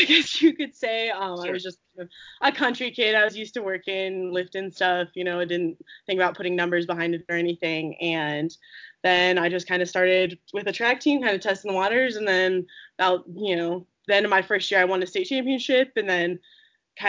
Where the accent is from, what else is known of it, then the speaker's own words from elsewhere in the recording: Eaton, Colorado, United States; I'm from Eaton